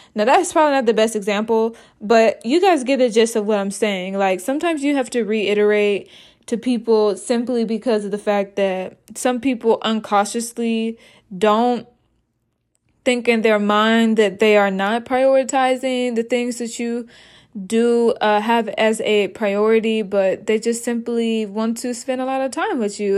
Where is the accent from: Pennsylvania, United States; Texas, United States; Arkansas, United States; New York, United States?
Arkansas, United States; moved away as an adult; also born or lived in Iowa; I am originally from Arkansas